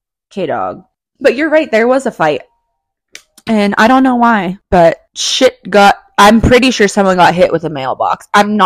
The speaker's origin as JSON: {"language": "English", "town": "Redwood City", "region": "California", "country": "United States", "tie": "born or raised there", "said": "I grew up in Redwood City, California."}